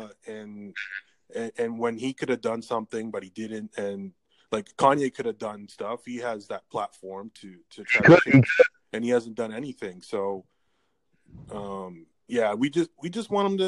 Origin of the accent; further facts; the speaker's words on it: Toronto, Ontario, Canada; I'm from the Toronto area